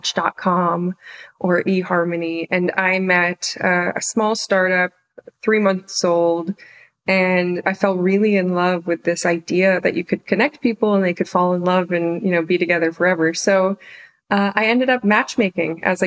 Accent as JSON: {"language": "English", "area": "the Poconos", "region": "Pennsylvania", "country": "United States", "tie": "born or raised there", "also_born_or_lived": "New York City", "moved": "as an adult", "said": "I grew up mostly in Pennsylvania, in the Poconos"}